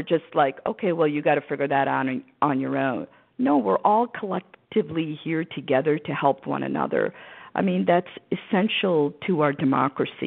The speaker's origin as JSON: {"language": "English", "town": "St. Louis", "region": "Missouri", "country": "United States", "tie": "born or raised there", "second_language": "English", "moved": "yes", "lives_now": "Maryland, United States", "said": "I grew up in St. Louis, Missouri, in the suburbs"}